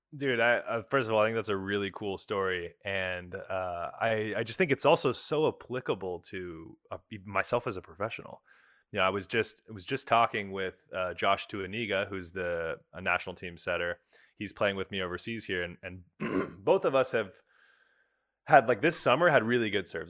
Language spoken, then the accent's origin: English; Bay Area, California, United States; moved away as an adult; now in Poland; I grew up in the Bay Area